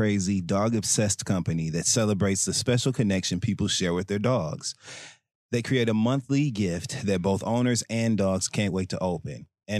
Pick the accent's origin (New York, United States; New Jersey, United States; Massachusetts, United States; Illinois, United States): New York, United States; dogs are a very important part of society, especially as a New Yorker.